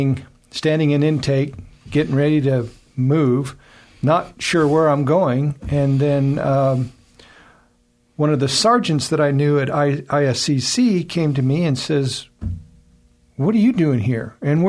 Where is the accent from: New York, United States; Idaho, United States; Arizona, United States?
Idaho, United States; Boise; also born or lived in Seattle; I was born and raised in Boise, mm-hmm. right here. I lived in Seattle for 5 years. Moved back because my dad was ill, so mm-hmm. I came back, I've been in Idaho ever since.